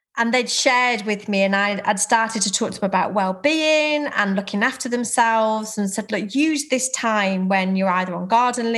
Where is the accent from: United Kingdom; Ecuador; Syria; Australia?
United Kingdom; Herefordshire, West Midlands; moved away as an adult; now in Cheshire, United Kingdom; I was born in Herefordshire, and at 18, as many people did, I went off to university, and so I set off from a little village in Herefordshire into Cheshire